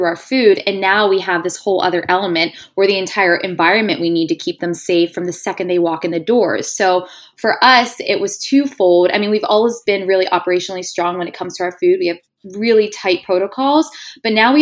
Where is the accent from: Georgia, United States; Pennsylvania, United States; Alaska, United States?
Pennsylvania, United States; Pittsburgh; moved away as an adult; now in New York City, United States; I'm born and raised in Pittsburgh